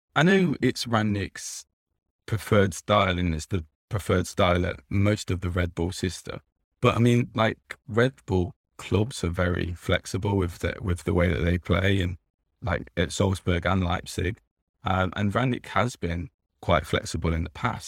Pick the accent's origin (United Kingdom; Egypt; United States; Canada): United Kingdom; England; I grew up over here uh, in England